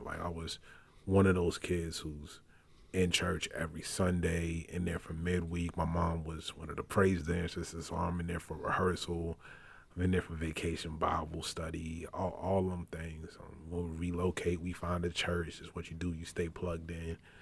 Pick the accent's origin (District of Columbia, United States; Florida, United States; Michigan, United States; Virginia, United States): Virginia, United States; Richmond; moved away as an adult; also born or lived in Brooklyn, New York; now in Miami, United States; Before that, I called Richmond, Virginia home, where I did most of my growing up, though I was born in Brooklyn, New York